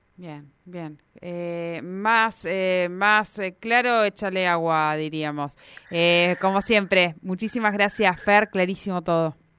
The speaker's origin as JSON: {"language": "Spanish", "country": "Argentina"}